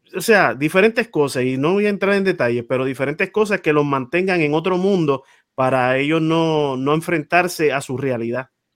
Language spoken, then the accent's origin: Spanish; San Juan, Puerto Rico; yo me crié en Monteatillo